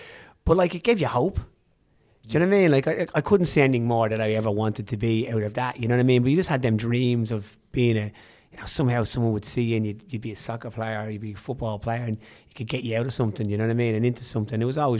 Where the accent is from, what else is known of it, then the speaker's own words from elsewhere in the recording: Dublin, Leinster, Ireland; Growing up in Dublin, it was, you know, I had my family were either music or sport.